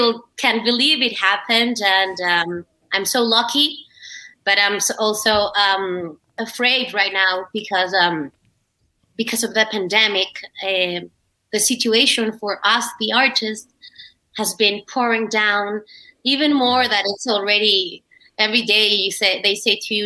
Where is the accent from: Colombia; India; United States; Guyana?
Colombia; also born or lived in Shrewsbury, United Kingdom / Madrid, Spain; I am from Colombia, and I am an actress